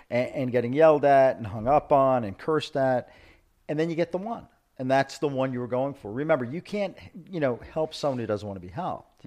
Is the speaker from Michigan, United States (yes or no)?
no; New York City, New York, United States; moved away as an adult; now in South Florida, United States; I'm not from Argentina. I'm from Brooklyn.